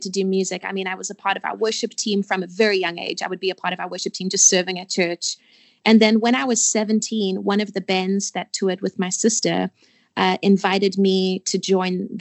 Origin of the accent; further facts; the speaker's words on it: Port Elizabeth, Eastern Cape, South Africa; moved away as an adult; now in United States; I was born and raised in Port Elizabeth, South Africa. Lived there until I was 19 before I turned 20. Actually, I moved to America.